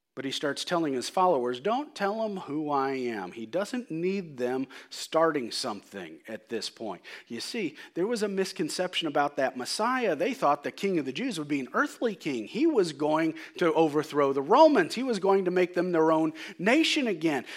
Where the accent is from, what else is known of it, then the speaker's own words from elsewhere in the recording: United States; I'm an American.